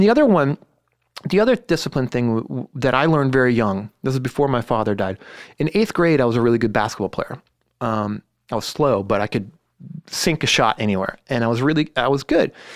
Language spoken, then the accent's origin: English; Los Altos, California, United States; I grew up in Los Altos.